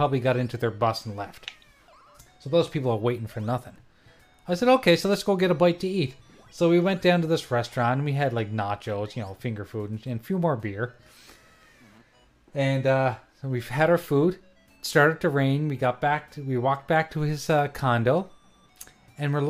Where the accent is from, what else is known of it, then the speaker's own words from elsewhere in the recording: Nova Scotia, Canada; I'm from Nova Scotia.